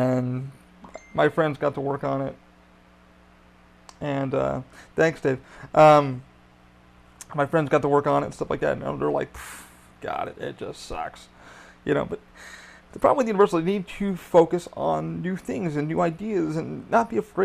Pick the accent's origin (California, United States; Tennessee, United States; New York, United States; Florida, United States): New York, United States; I'm from New York